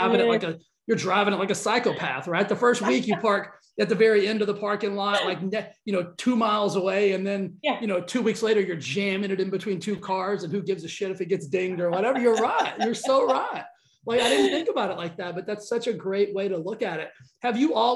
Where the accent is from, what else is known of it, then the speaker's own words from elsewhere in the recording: the South, United States; accent: Southern twang; I'm from the South, so I've got a little bit of like a Southern twang